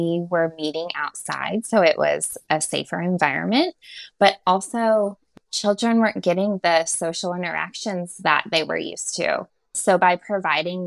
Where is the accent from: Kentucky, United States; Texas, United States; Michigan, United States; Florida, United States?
Florida, United States; moved away as an adult; also born or lived in Alabama; now in Nashville, United States; I am born and raised in Florida.